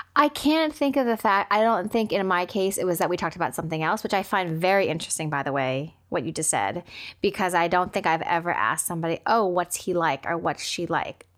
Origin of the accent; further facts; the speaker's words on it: United States; being Asian American and growing up with immigrant parents